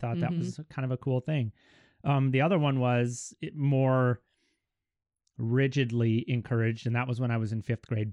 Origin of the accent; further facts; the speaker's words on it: Kellogg, Idaho, United States; Born and raised in good old Kellogg